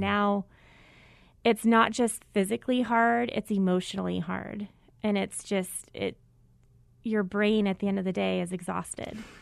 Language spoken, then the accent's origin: English; Mesa, Arizona, United States; I grew up in Mesa